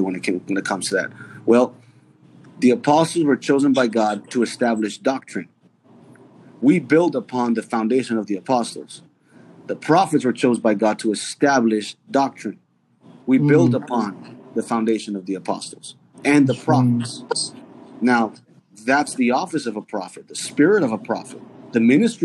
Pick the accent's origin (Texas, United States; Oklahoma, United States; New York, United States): New York, United States; New York City; moved away; I grew up in New York City.